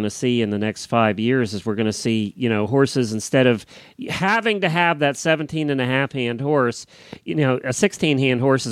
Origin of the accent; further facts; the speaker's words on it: Florida, United States; I'm from Florida